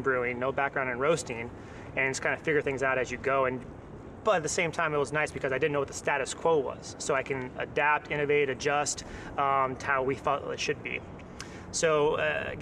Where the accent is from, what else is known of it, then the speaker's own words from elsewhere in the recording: San Diego, California, United States; growing up in San Diego